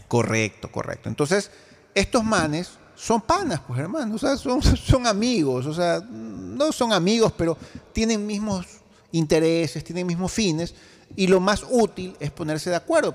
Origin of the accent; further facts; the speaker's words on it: Guayaquil, Guayas, Ecuador; Yo, como ecuatoriano, como guayaquileño